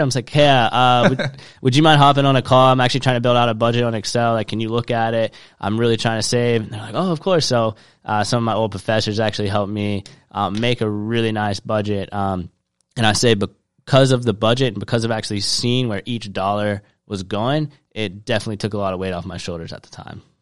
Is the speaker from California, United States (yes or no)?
no; Charleston, South Carolina, United States; I grew up in Charleston, South Carolina